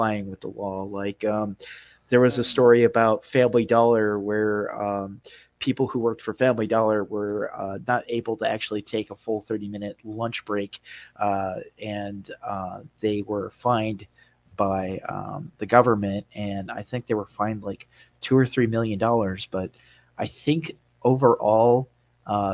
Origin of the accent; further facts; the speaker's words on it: Florida, United States; moved away; I'm from Florida